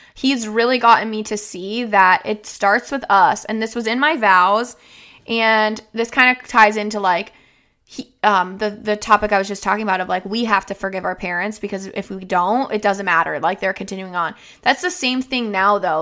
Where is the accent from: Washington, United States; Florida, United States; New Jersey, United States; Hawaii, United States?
Florida, United States; moved away as an adult; now in Minnesota, United States; I was raised in Florida